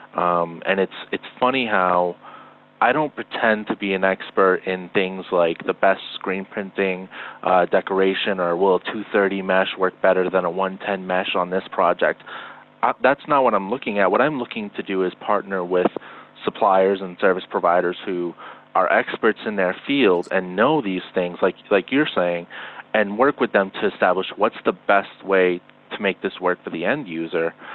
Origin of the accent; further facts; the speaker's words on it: Northeast, United States; we're both from the Northeast